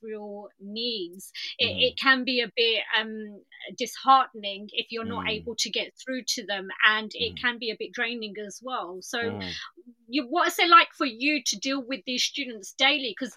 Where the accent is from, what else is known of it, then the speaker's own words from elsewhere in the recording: Ilford, London, United Kingdom; I'm from East London as well